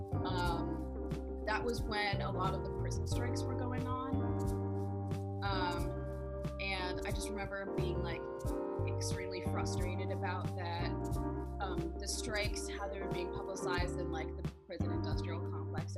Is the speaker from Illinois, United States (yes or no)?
yes; Chicago, Illinois, United States; I'm from Chicago